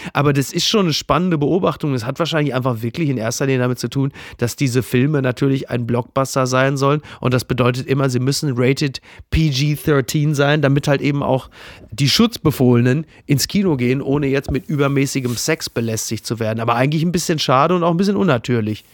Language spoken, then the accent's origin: German; Ruhr area, North Rhine-Westphalia, Germany; Ich bin ein Kind des Ruhrgebiets, äh, in den 90ern im Ruhrgebiet sozialisiert